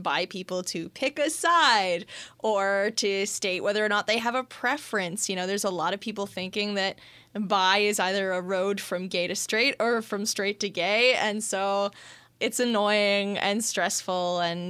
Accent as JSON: {"language": "English", "country": "Canada", "said": "I'm very Canadian, too, with the French."}